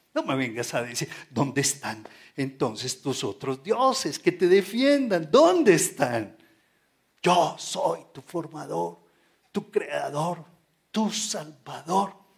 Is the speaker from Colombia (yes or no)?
yes; Colombia; tenemos que levantar nuestra bandera como colombianos